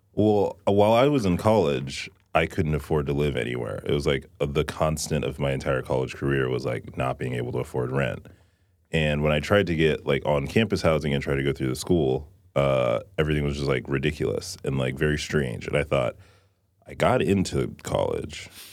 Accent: Texas, United States; I grew up in Texas

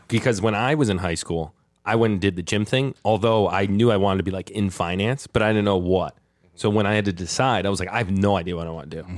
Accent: Greenwich, Connecticut, United States; I grew up in Greenwich

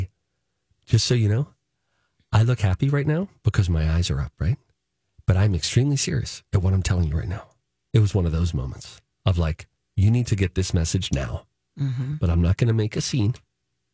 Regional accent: Pennsylvania, United States; moved away; back in PA in my home state

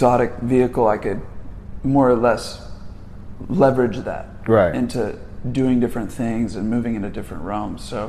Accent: Dallas, Texas, United States; I was born out here in Dallas

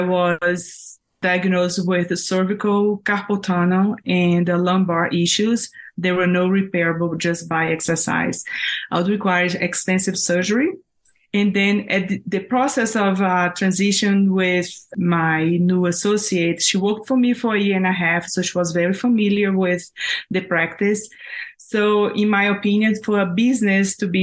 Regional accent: Brazil; moved away as an adult; now in Denver, United States; I am originally from Brazil. I was a dentist in Brazil, and then I moved to the U.S. to study

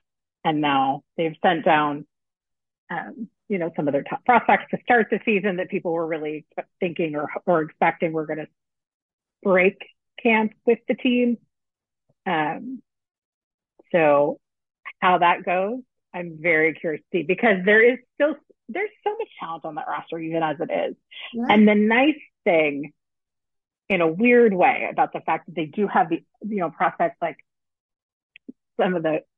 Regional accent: United Kingdom; So I'm a Brit outside there.

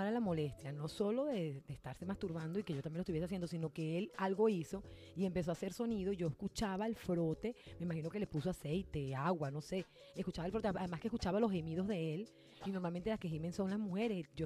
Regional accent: Venezuela; Bueno, en el caso de nosotros que somos venezolanos

